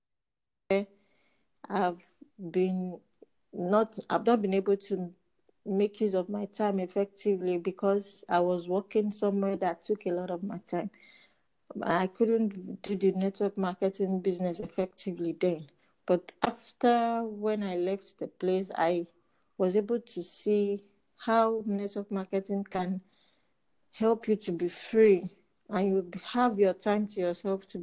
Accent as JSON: {"language": "English", "country": "Nigeria", "said": "from Nigeria."}